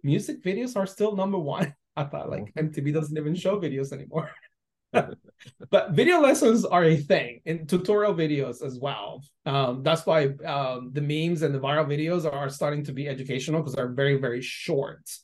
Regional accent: Guadalajara, Jalisco, Mexico; English is a second language; moved away as an adult; now in United States; I'm originally from Guadalajara. I came to this country not knowing any English, and when I came to the U.S., I did university you know level because I finished high school in Mexico

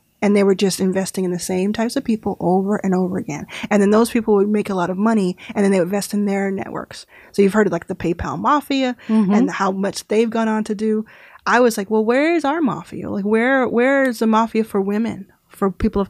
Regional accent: Dallas, Texas, United States; I was actually in Texas. I grew up in Dallas.

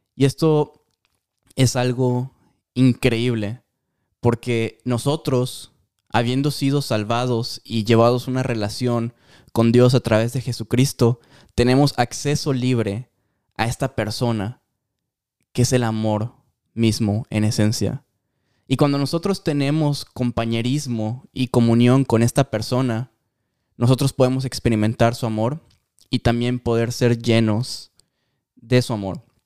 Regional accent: Mexico; yo soy súper mexicano

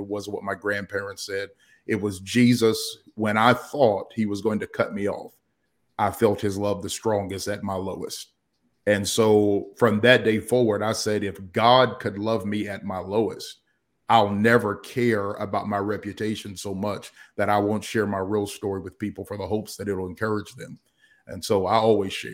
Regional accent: Danville, Kentucky, United States; moved away as an adult; also born or lived in Atlanta, Georgia; My hometown is actually Danville, Kentucky. That's where I reside now.

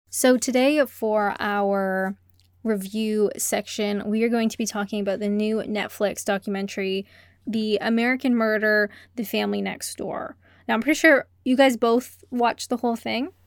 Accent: Canada; I'm Canadian.

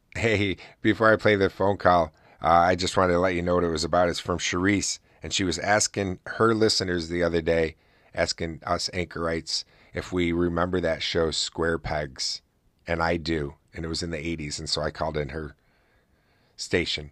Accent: Oswego, New York, United States; my hometown here in Oswego, New York

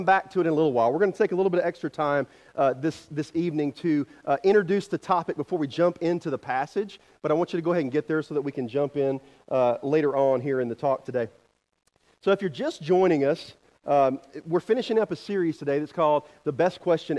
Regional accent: the Carolinas, United States; moved away as an adult; now in Kansas, United States; I'm from the Carolinas

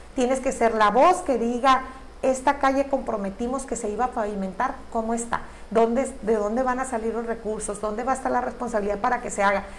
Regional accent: Baja California Sur, Mexico; un profundo amor a mi tierra

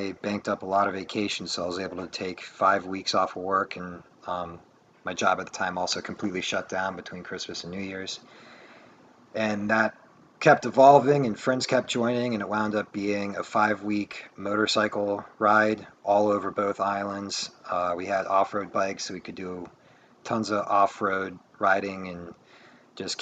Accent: Maryland, United States; I'm from Maryland

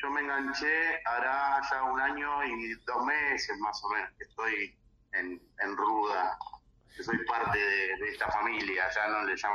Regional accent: Argentina; yo soy argentino, vivo acá

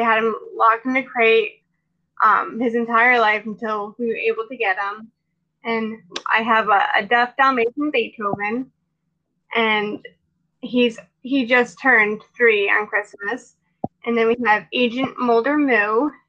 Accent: New England, United States; I'm from New England and I grew up with animals my entire life.

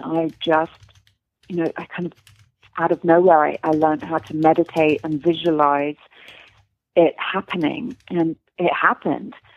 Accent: London, United Kingdom; moved away as an adult; now in Los Angeles, United States; I'm English

